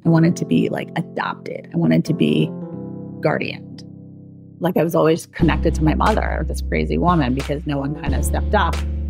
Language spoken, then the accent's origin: English; Maine, United States; born there; I'm 44 now, so I was born in 1979, and I was born in Maine to a mentally ill homeless woman.